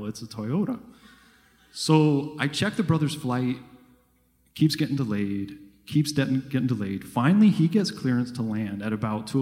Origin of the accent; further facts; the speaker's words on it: Thibodaux, Louisiana, United States; now in New Jersey, United States; I live up in New Jersey. I grew up in Thibodaux.